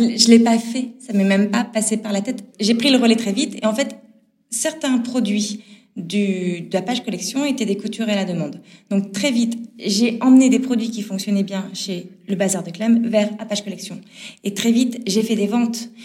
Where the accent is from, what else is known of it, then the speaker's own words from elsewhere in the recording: Nord, Hauts-de-France, France; je suis du Nord. Je vous dis du Nord, du Nord de la France. Euh, je viens du Nord